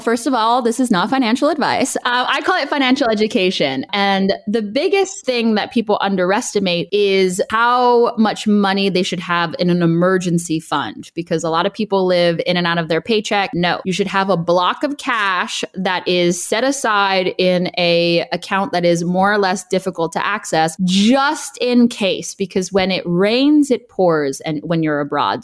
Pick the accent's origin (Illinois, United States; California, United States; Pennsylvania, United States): California, United States; Los Angeles; moved away as an adult; also born or lived in Boston / Beijing / London; now in Berlin, Germany; I am originally from Los Angeles, California